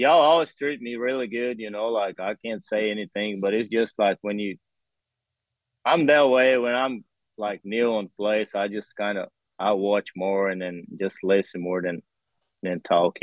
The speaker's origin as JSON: {"language": "English", "country": "Brazil", "tie": "born or raised there", "second_language": "English", "moved": "as an adult", "lives_now": "United States", "said": "my hometown, it's like the coffee there is really, really famous in Brazil"}